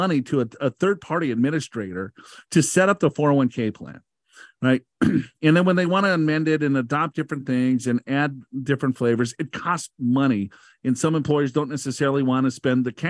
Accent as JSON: {"language": "English", "region": "Minnesota", "country": "United States", "said": "I'm from Minnesota"}